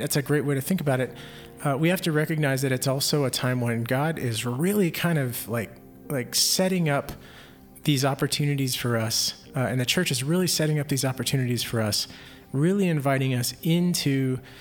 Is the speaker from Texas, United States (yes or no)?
yes; Houston, Texas, United States; I grew up in Houston, so or Houston area